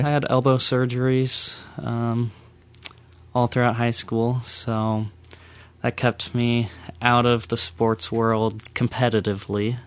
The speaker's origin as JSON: {"language": "English", "area": "a suburb of Dallas", "region": "Texas", "country": "United States", "tie": "born or raised there", "also_born_or_lived": "Kennewick, Washington / Provo, Utah", "moved": "as an adult", "lives_now": "Las Vegas, United States", "said": "I grew up in a suburb of, of Dallas, Texas"}